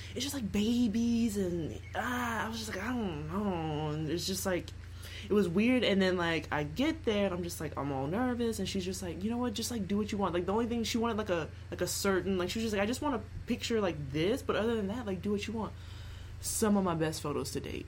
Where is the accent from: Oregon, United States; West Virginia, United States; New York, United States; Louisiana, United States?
Louisiana, United States; Lafayette; also born or lived in Baton Rouge; I grew up in Lafayette, and then I went to LSU for school, and then I like went back to Lafayette and currently live in Lafayette